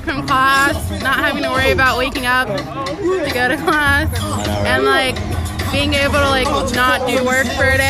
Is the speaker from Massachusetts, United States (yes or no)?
yes; Boston, Massachusetts, United States; moved away as an adult; now in Atlanta, United States; I'm a freshman from Boston